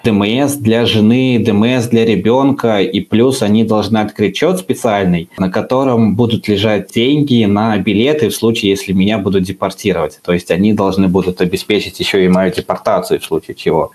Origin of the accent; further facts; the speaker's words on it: Uzbekistan; я из Узбекистана, у нас там такое забавное образование. А сначала ты учишься 9 классов, потом поступаешь в колледж